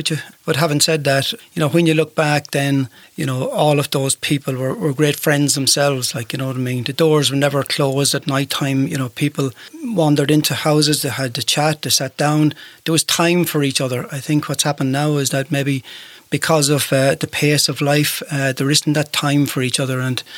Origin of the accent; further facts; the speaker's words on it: Clara, Offaly, Ireland; So I was the only one who was actually born in Offaly